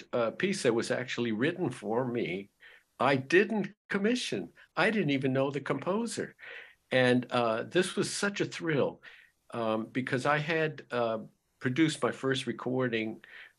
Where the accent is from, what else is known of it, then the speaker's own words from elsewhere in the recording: Los Angeles, California, United States; growing up in Los Angeles